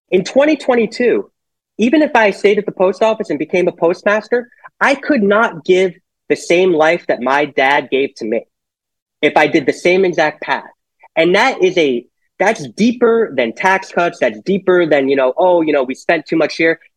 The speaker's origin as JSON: {"language": "English", "town": "Monroe", "region": "Connecticut", "country": "United States", "tie": "born or raised there", "also_born_or_lived": "Norwalk", "said": "I was born in Norwalk, and he became the postmaster of Monroe, which is why I I went to Monroe and grew up mostly there."}